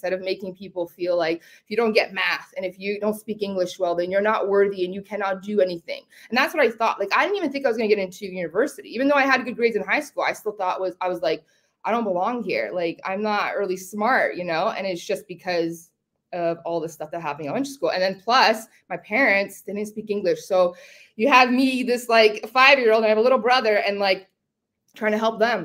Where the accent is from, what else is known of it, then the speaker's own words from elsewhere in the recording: London, Ontario, Canada; English is a second language; also born or lived in Zgorzelec, Poland / Toronto; So we came to London, Ontario. And I've lived in Toronto and London most of my life. I was raised in London.